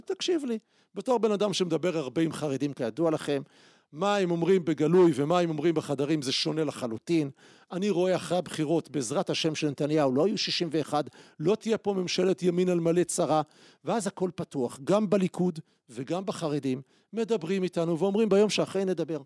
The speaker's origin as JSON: {"language": "Hebrew", "country": "Israel", "tie": "born or raised there", "also_born_or_lived": "Jerusalem", "said": "אני גדלתי בציונות הדתית בחיפה ובירושלים הקלאסית"}